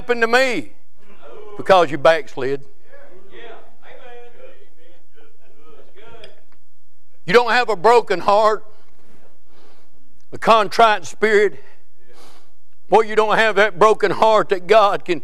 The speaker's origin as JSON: {"language": "English", "region": "the South", "country": "United States", "said": "I'm from the South. Somebody say amen. We was raised on beans and taters"}